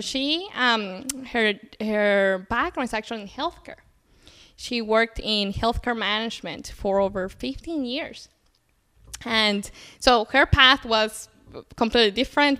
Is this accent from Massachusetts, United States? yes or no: no; Louisville, Kentucky, United States; moved away as an adult; also born or lived in Colombia; now in Chicago, United States; I grew up in the city of Louisville, Kentucky